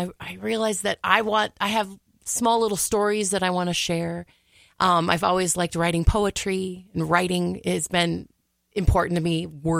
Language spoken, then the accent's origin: English; Brooklyn Center, Minnesota, United States; I am from Brooklyn Center.